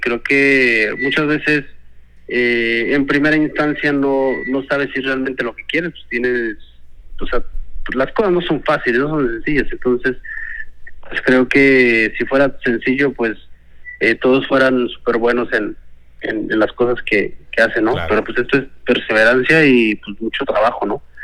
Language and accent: Spanish; State of Mexico, Mexico; yo nací en el Estado de México, en una comunidad, del campo lo traigo